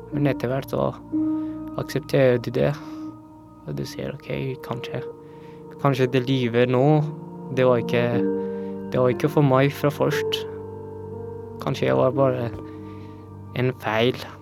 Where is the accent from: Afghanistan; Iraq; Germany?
Afghanistan; Norwegian is a second language; now in Norway; jeg flyktet fra Afghanistan for å unngå at jeg blir drept